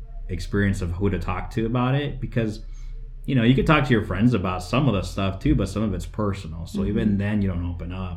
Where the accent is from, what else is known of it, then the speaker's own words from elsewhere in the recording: West Valley, Phoenix, Arizona, United States; I am born here in Arizona, born in Phoenix, but I grew up in the West Valley, which was very agricultural.